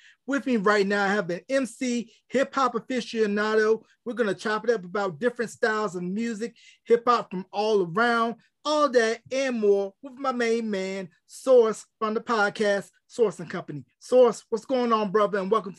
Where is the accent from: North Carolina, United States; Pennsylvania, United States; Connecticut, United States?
North Carolina, United States; Gaston; also born or lived in Richmond, Virginia; And where I grew up in North Carolina, we're about maybe 20-30 minutes from the Virginia line.